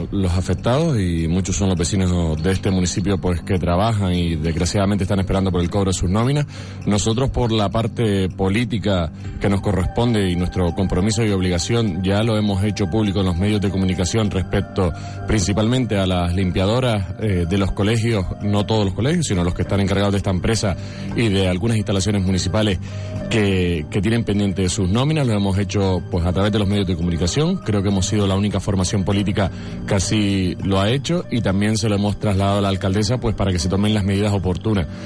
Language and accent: Spanish; Telde, Canary Islands, Spain